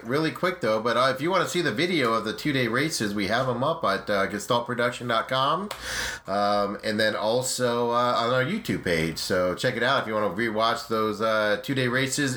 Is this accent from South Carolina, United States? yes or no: no; Arizona, United States; I'm from Arizona